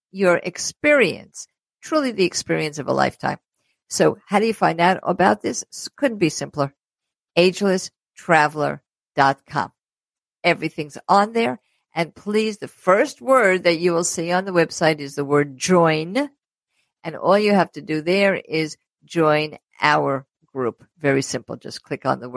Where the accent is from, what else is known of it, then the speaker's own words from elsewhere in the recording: New York City, New York, United States; I grew up in Brooklyn